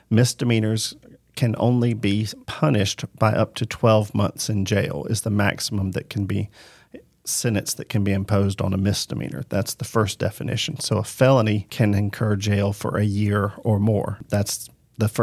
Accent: Macon, Georgia, United States; I was born and raised in Macon

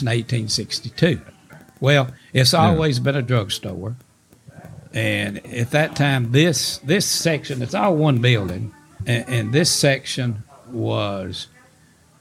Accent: Wales, Tennessee, United States; also born or lived in Pulaski, Tennessee; I was born in a little town called Wales, which is population is about five. So, and most of them are my family

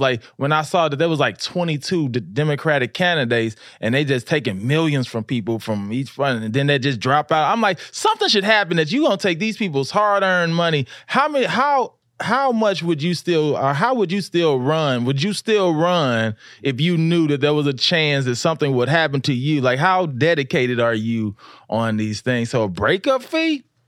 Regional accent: Louisiana, United States; I grew up in the South

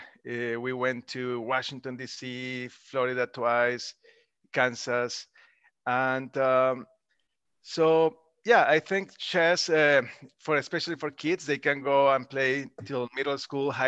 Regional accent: Colombia; moved away as an adult; now in United States; I grew up in Colombia.

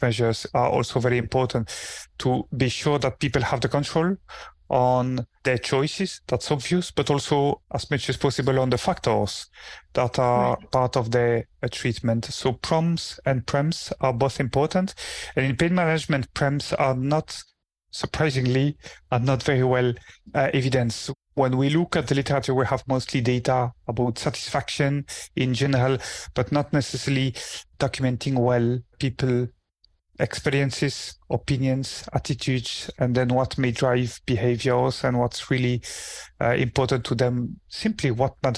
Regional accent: Belgium; moved away as an adult; now in Aberdeen, United Kingdom; I'm originally trained in Belgium. I come from Belgium.

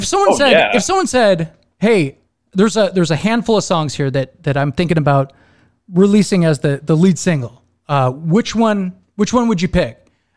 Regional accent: Seattle, Washington, United States; moved away; I moved, you know, down to, because I'm originally from Seattle.

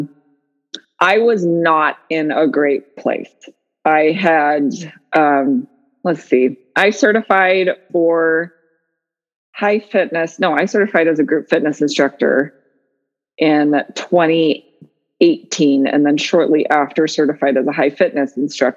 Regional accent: Utah, United States; now in Sequim, United States; We grew up in Utah.

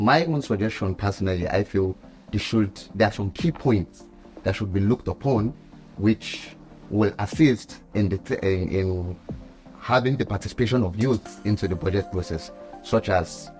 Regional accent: Kaduna State, Nigeria; from Kaduna State.

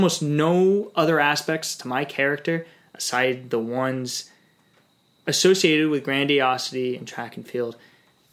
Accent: New York City, New York, United States; I was born in New York City to my mom, who was a flight attendant

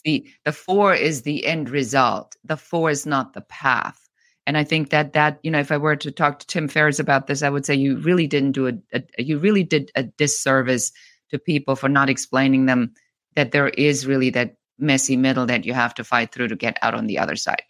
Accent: Bavaria, Germany; moved away; I'm originally from Germany, from Bavaria.

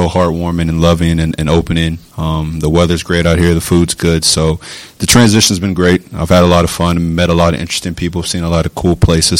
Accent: West Virginia, United States; You know, I grew up in West Virginia pretty much my whole life.

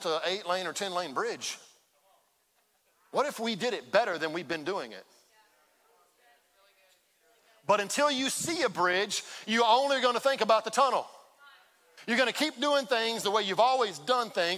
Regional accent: Baytown, Texas, United States; I grew up in Baytown

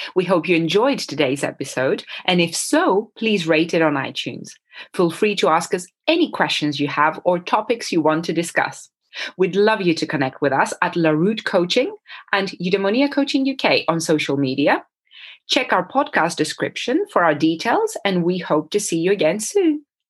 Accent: Japan; in Japan, very dear to me, um, my home country

